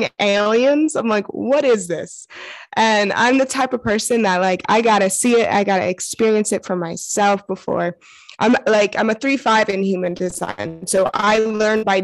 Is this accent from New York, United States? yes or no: yes; New York City, New York, United States; I'm originally from New York City, Brooklyn area